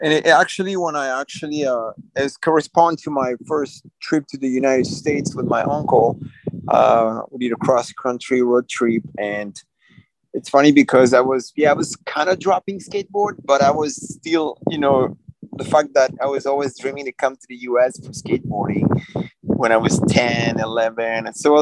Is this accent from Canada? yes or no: no; Fontainebleau, Île-de-France, France; I grew up in Fontainebleau. It's a small town, like an hour south of Paris in France